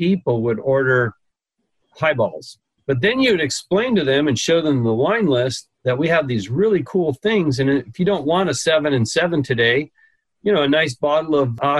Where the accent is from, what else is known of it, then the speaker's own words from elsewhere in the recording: Las Vegas, Nevada, United States; moved away as an adult; also born or lived in Hawaii; now in California, United States; when I was growing up in Las Vegas back in the 60s and 70s